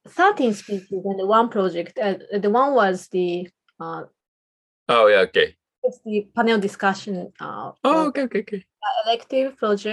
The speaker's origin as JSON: {"language": "English", "country": "Japan", "first_language": "Japanese", "second_language": "English", "said": "So Japanese is my mother tongue, and I think it's quite different."}